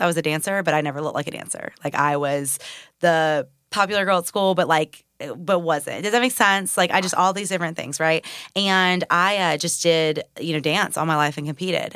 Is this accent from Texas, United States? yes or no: no; Murfreesboro, Tennessee, United States; I'm from Murfreesboro, so I've been here all my life